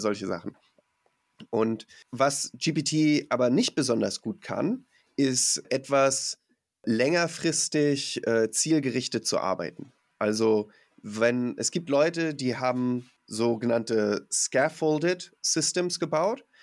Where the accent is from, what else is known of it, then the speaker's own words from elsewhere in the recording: Mecklenburg-Vorpommern, Germany; ich komm aus Mecklenburg-Vorpommern